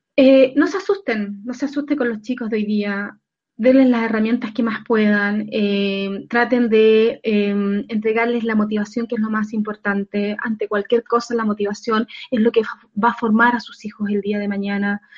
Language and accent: Spanish; Chile; acá en Chile, en mi país